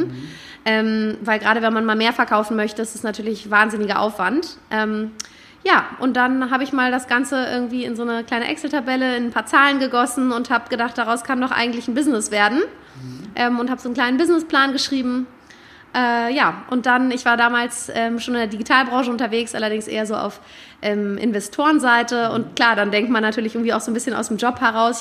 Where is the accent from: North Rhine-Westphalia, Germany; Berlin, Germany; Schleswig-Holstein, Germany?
Berlin, Germany; moved away as an adult; also born or lived in London / Paris; gebürtig, bin ich Berlinerin, meine ganze Familie lebt da auch, ich bin da aufgewachsen